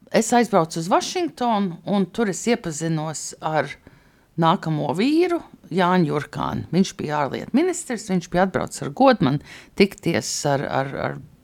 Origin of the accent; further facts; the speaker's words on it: New York, United States; moved away as an adult; also born or lived in New Jersey / California; now in Latvia; es uzaugu gan Ņujorkā, gan Pārdaugavā saucamā Ņūdžersijā